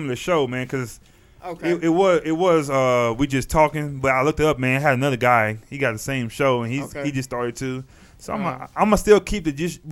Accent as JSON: {"language": "English", "region": "Texas", "country": "United States", "said": "I'm from Texas"}